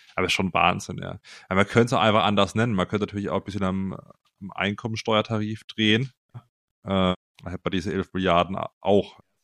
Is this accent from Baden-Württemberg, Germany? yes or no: yes; Simonswald, Baden-Württemberg, Germany; ich komme ja aus Simonswald ursprünglich bei Freiburg, ja, da bin ich aufgewachsen.